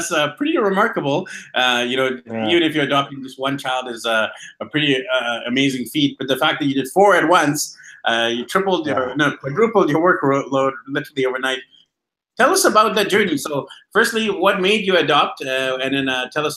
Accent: Vancouver, British Columbia, Canada; I'm actually from Vancouver.

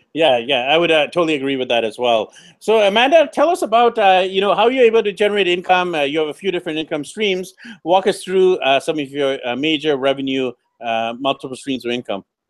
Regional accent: Vancouver, British Columbia, Canada; moved away; I'm actually from Vancouver, B C, Canada.

